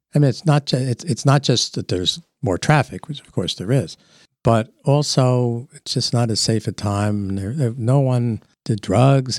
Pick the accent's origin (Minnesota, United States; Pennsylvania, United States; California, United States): Pennsylvania, United States; Easton; I grew up across the, well, now across the, uh, parking lot on Hamlin Street